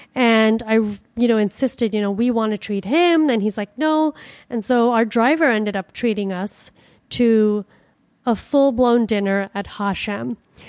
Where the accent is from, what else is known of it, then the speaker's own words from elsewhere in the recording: Miami, Florida, United States; You know, I'm from Miami. Like, this is fucking freezing.